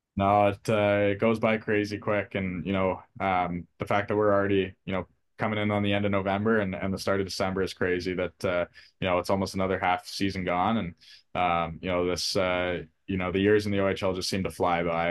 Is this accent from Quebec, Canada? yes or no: no; Port Hope, Ontario, Canada; I grew up in Port Hope, Ontario